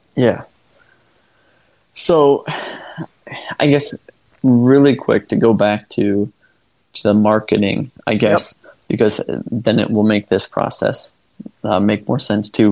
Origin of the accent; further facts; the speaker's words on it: Fulton County, Northwest Ohio, United States; moved away as an adult; now in Sarasota, United States; growing up in Fulton County